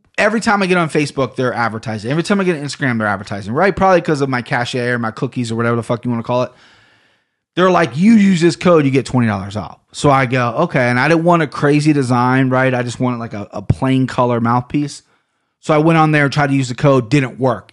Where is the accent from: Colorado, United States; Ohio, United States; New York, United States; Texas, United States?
Ohio, United States; accent: Ohio; I sound like I'm such from Ohio